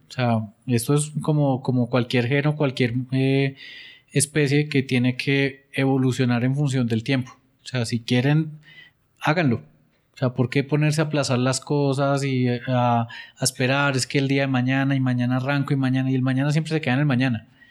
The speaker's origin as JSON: {"language": "Spanish", "town": "Pereira", "region": "Risaralda", "country": "Colombia", "moved": "yes", "lives_now": "Bogotá, Colombia", "said": "yo vengo de Pereira y, ahora viviendo aquí en Bogotá"}